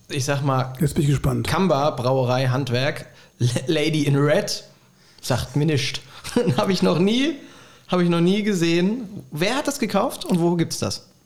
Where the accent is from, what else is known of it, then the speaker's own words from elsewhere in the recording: Bad Kreuznach, Rhineland-Palatinate, Germany; moved away; also born or lived in Bad Münster am Stein-Ebernburg; Rheinland-Pfalz, Bad Kreuznach, äh, da bin ich aufgewachsen.